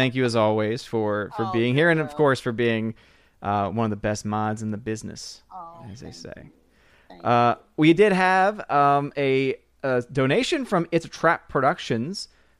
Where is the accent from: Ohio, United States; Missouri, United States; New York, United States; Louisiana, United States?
Missouri, United States; Yes, I am a Russian from Missouri. It happens.